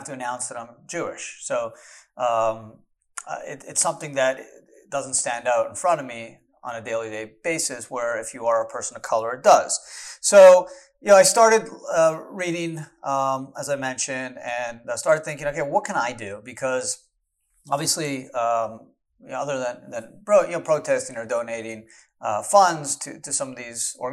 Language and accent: English; Canada; now in United States; I was born in Canada